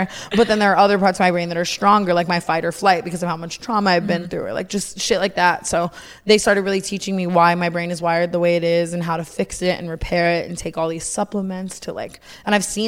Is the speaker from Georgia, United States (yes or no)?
no; Las Vegas, Nevada, United States; now in Los Angeles, United States; I grew up in Vegas